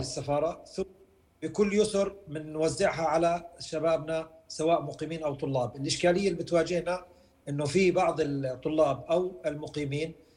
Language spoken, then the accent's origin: Arabic; Jordan; now in Ukraine; كأردنيين كأوكران من أصول أردنية